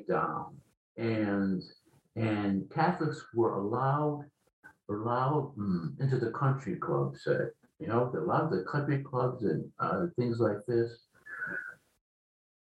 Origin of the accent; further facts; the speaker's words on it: Providence, Rhode Island, United States; I grew up in Providence, Rhode Island, in an Italian ghetto.